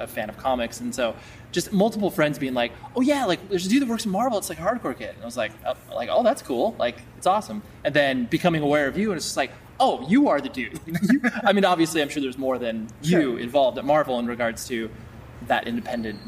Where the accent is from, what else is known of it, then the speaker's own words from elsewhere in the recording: Las Vegas, Nevada, United States; I was born in Vegas